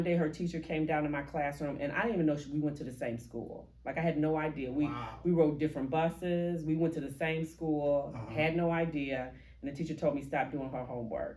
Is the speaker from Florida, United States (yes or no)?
no; Kankakee, Illinois, United States; I grew up in Kankakee on Dearborn.